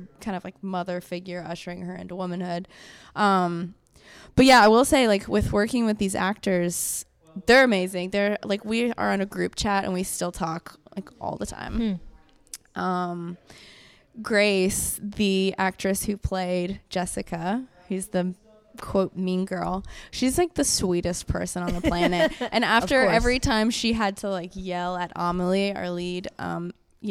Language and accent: English; the Bible Belt, the South, United States; I'm from the Bible Belt.